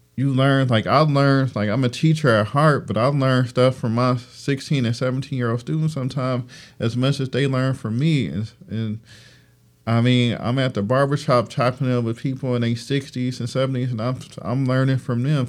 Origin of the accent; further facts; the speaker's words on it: Detroit, Michigan, United States; I'm from Detroit